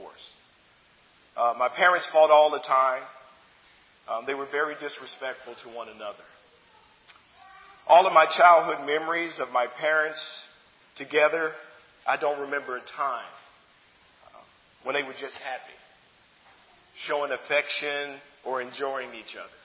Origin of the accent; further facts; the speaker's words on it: Chicago, Illinois, United States; I grew up in Chicago. I was born there.